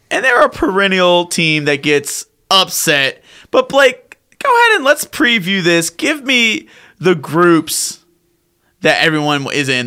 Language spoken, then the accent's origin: English; Columbia, South Carolina, United States; my Columbia, my hometown.